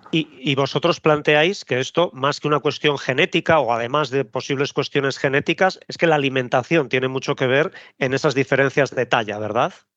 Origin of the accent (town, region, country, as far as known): Spain